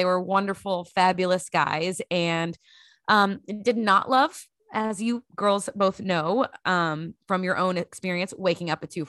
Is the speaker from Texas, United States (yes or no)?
yes; Grand Prairie, Texas, United States; Lexington had been the place I'd lived the longest since growing up in Grand Prairie, Texas.